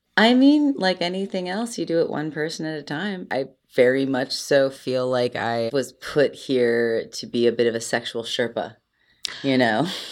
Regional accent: Cleveland, Ohio, United States; I'm from Cleveland

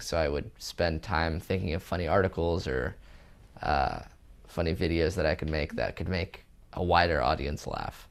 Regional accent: California, United States; moved away as an adult; also born or lived in Israel; now in New York, United States; I was born in Israel, moved to California at age two, moved to New York at age twenty-two

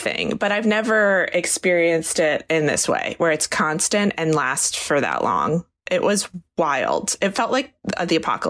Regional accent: Eastern Shore of Maryland, United States; moved away; I am at home in Maryland where I grew up

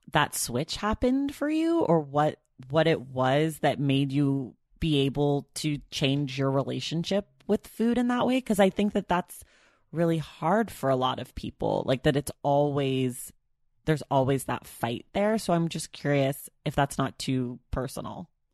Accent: Bay Area, California, United States; also born or lived in New York; now in Los Angeles, United States; where I grew up in the Bay Area

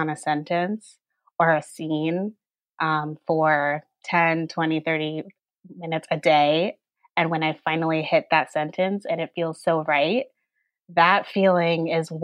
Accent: Connecticut, United States; when I was growing up in Connecticut, one of very few Black people.

